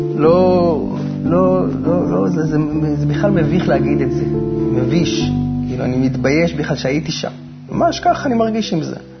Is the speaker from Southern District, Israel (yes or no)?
no; Haifa, Haifa District, Israel; moved away as an adult; also born or lived in United States; ואנחנו בכלל חיפאים במקור